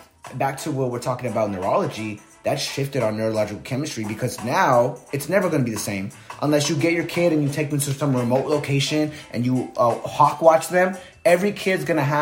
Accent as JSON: {"language": "English", "town": "El Paso", "region": "Texas", "country": "United States", "tie": "born or raised there", "said": "I'm from El Paso"}